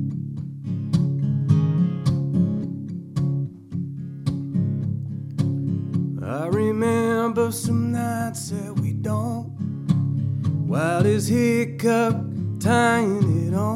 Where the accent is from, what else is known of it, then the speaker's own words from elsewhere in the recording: West Texas, United States; moved away as an adult; now in Dallas, United States; I'm from West Texas